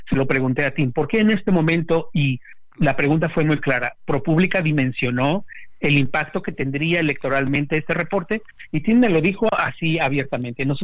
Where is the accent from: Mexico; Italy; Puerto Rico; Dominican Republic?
Mexico; now in United States; si México tuviera una fiscalía, digo tuviéramos, aunque yo vivo en Estados Unidos